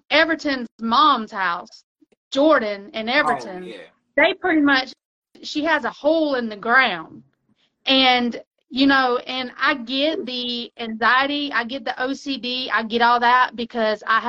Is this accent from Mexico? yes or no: yes; Mexico; moved away; I grew up in Mexico